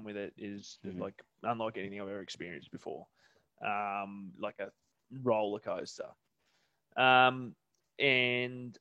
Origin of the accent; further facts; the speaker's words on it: Sydney, New South Wales, Australia; I'm from Sydney